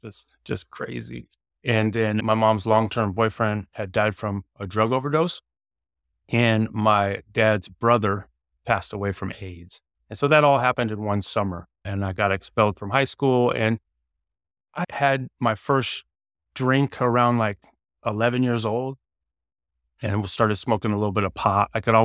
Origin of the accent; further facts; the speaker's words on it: Eugene, Oregon, United States; born there; So I was born in Eugene, Oregon in 1979.